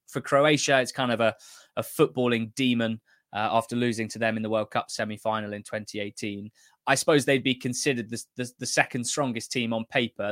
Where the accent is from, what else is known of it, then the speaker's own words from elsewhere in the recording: England, United Kingdom; I'm representing the enemy and, uh, obviously Scotland's group rivals England